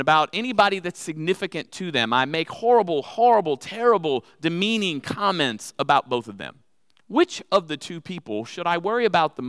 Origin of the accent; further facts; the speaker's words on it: Texas, United States; I'm from Texas, so I have them with me all the time.